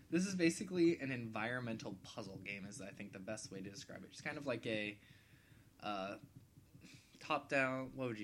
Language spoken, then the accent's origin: English; United States; I'm American